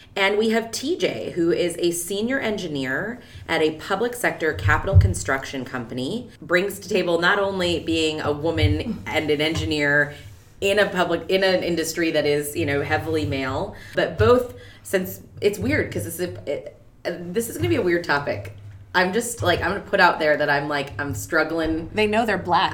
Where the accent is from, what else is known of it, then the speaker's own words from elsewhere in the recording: North Dakota, United States; I grew up in North Dakota